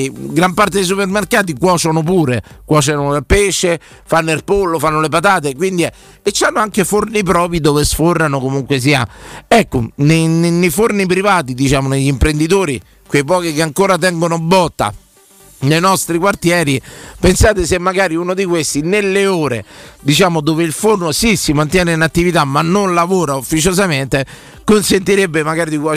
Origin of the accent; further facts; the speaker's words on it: Liguria, Italy; Siamo liguri, accendo il forno la mattina, sentite, quando apro alle 5 e mezza circa